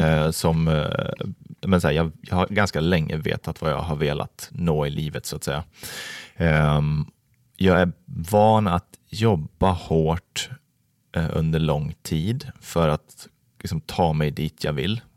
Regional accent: Falun, Dalarna County, Sweden; now in Vallentuna, Sweden; Jag är uppvuxen i Falun, Dalarna

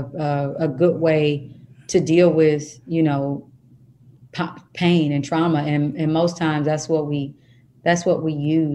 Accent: Kansas, United States; I am from Kansas.

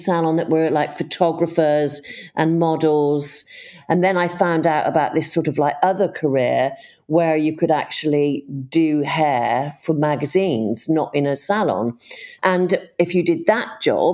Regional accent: Bristol, South West England, United Kingdom; moved away; also born or lived in Australia / London; I grew up in Bristol

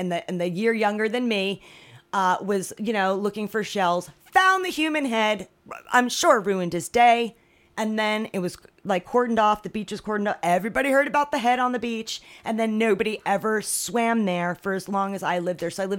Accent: near Monmouth Park, New Jersey, United States; moved away; Monmouth Park, which was not far away from my hometown

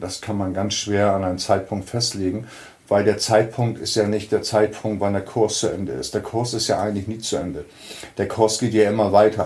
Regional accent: Hamburg, Germany; hier in Hamburg, da wo ich herkomme

